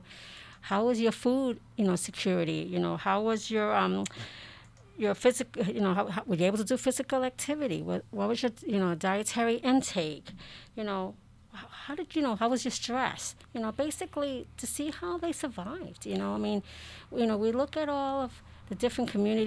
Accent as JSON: {"language": "English", "country": "Puerto Rico", "said": "I'm Puerto Rican"}